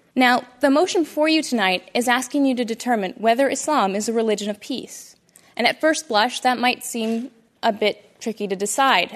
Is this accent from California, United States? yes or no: no; Toledo, Ohio, United States; I am a Muslim American woman born and raised in Toledo, Ohio, by two very loving Indian Muslim parents